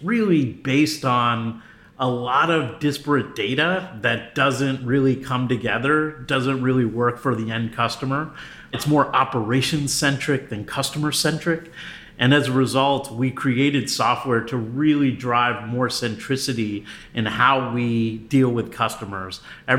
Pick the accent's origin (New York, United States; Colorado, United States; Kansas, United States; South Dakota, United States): New York, United States; New York City; also born or lived in New Jersey / Connecticut; No, I'm originally from the East Coast. So I hail from the New York area, so Metro New York City. So I lived in New York, New Jersey, and Connecticut at different times in my early life.